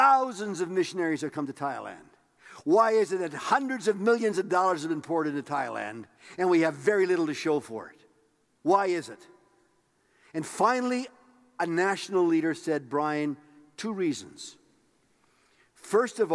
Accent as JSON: {"language": "English", "town": "Tisdale", "region": "Saskatchewan", "country": "Canada", "tie": "born or raised there", "moved": "yes", "said": "I was raised in Tisdale, Saskatchewan."}